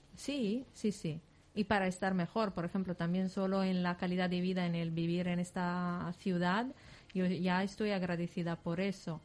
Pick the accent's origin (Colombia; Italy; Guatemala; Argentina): Italy; Lodè, Sardinia; Spanish is a second language; moved away as an adult; also born or lived in Milan; now in Valencia, Spain; yo soy de Sardeña, de un pequeño pueblo de la Sardeña que se llama Lodé